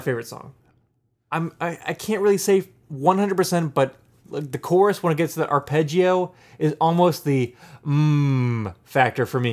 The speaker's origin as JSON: {"language": "English", "town": "Pittsburgh", "region": "Pennsylvania", "country": "United States", "said": "I'm from Pittsburgh where everyone else in the world says roots"}